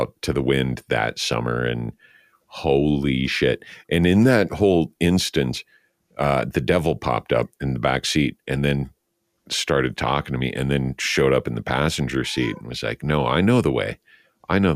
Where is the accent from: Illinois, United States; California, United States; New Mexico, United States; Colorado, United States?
New Mexico, United States; Santa Fe; moved away; I was born in Santa Fe